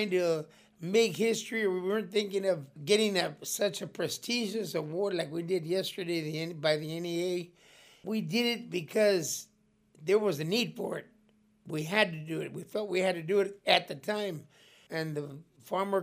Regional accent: Blythe, California, United States; my hometown, Blythe

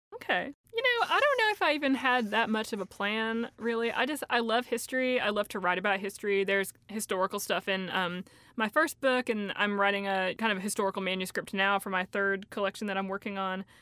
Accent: Elizabethton, Tennessee, United States; accent: Appalachian; a town called Elizabethton. When I was growing up there

